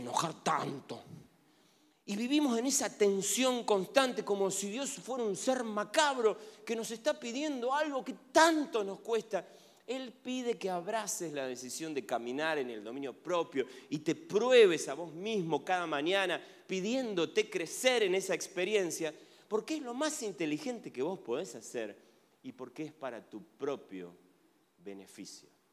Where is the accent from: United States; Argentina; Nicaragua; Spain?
Argentina; Soy argentino